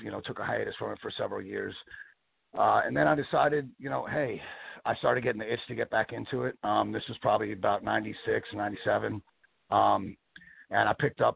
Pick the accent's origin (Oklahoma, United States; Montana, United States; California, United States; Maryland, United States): Maryland, United States; Bowie; moved away as an adult; also born or lived in Baltimore, Maryland / Asbury Park, New Jersey / Louisville, Kentucky; I was born in Baltimore. I grew up in Maryland, in Bowie, Maryland, not far from the Chesapeake Bay